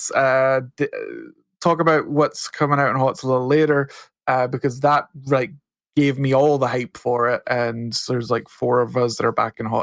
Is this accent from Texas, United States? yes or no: yes; Texas, United States; So I'm from Texas, son. That's how we live other humans.